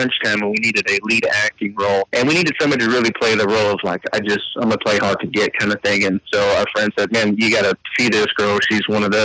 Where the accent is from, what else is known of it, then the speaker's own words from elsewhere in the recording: Edinburg, Texas, United States; also born or lived in Austin, Texas; my aunt and uncle helped raise me down here in South Texas in Edinburgh